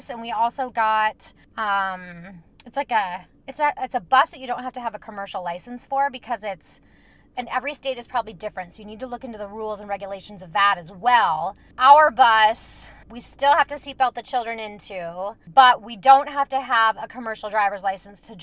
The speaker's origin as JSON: {"language": "English", "region": "Minnesota", "country": "United States", "said": "I'm from Minnesota"}